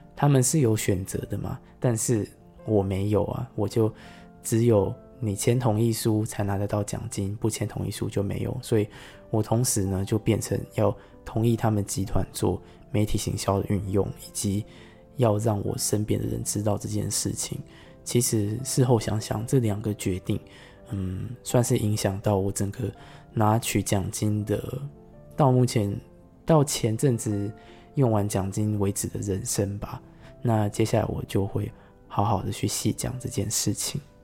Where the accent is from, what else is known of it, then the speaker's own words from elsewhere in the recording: Taiwan; 香港人跟我们台湾人的世界